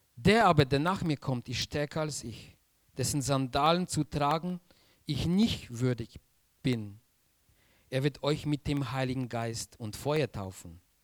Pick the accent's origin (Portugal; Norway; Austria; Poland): Poland; Silesian Voivodeship; German is a second language; moved away as an adult; now in Germany; Ich komme aus Polen